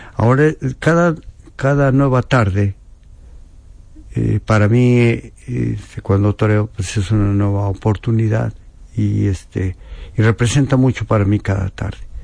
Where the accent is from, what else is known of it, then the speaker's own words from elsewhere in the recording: Apizaco, Tlaxcala, Mexico; also born or lived in Spain; allá brincando el charco en mi tierra